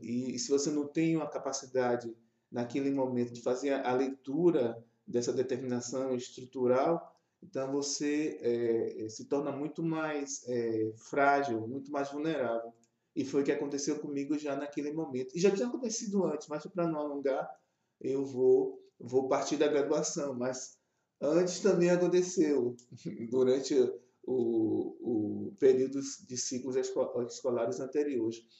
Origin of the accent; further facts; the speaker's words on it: Bahia, Brazil; also born or lived in Rio de Janeiro / Brasília / Campinas; eu sou baiano